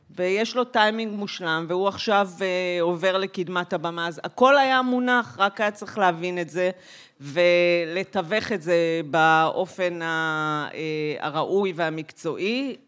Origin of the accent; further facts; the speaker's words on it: Migdal HaEmek, Northern District, Israel; moved away; אני גדלתי במגדל העמק